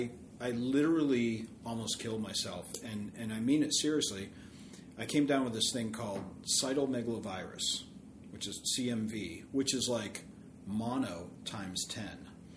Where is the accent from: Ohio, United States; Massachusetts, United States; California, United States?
Massachusetts, United States; Worcester; Basically Worcester.